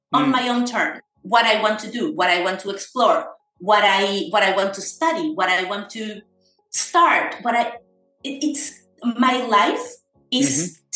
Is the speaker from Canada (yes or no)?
no; Caracas, Capital District, Venezuela; moved away as an adult; also born or lived in Buenos Aires, Argentina; now in Spain; So I was born in Venezuela, in Caracas, 42 years ago.